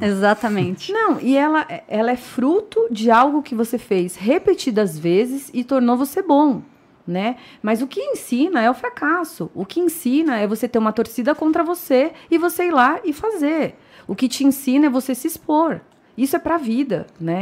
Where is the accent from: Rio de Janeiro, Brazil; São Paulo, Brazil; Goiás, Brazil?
São Paulo, Brazil; moved away as an adult; now in Indaiatuba, Brazil; Eu sou paulista paulistana, nascida e criada em São Paulo